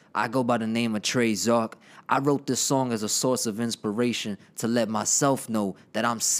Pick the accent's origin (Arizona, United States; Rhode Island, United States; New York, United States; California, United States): New York, United States; New York City; growing up in the Bronx, New York wasn't easy